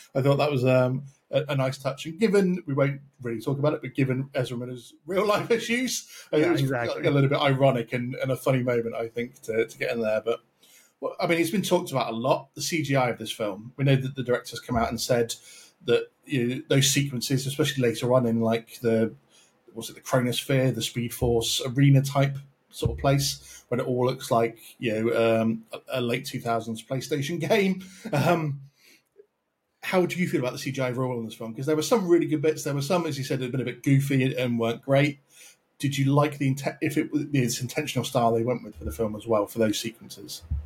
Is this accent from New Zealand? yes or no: no; United Kingdom; I'm British myself